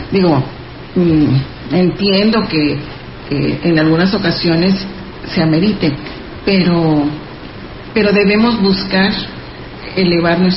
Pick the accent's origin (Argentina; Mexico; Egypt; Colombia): Mexico; qué bajo hemos caído como mexicanos.